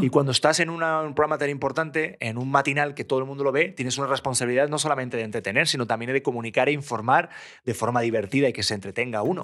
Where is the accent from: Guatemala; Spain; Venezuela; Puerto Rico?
Spain; now in Mexico City, Mexico; vengo de España